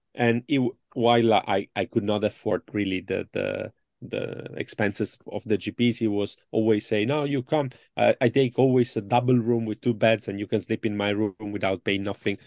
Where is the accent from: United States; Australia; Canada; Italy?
Italy; accent: Italian; English is a second language; my English is really poor and uh, my Italian accent is so deep.